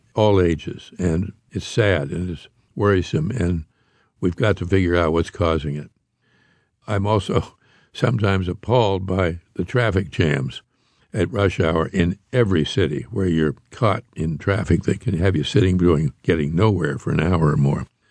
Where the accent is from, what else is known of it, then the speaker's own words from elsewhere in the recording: Pittsburgh, Pennsylvania, United States; I grew up in Pittsburgh, Pennsylvania